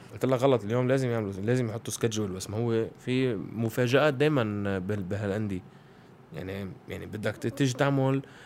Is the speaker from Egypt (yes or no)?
no; Lebanon; انا بفتخر اني لبناني